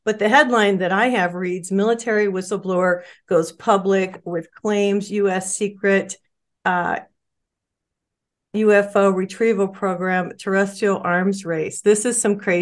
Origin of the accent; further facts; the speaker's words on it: New Mexico, United States; now in Arizona, United States; I'm from New Mexico, lived there for 20 some years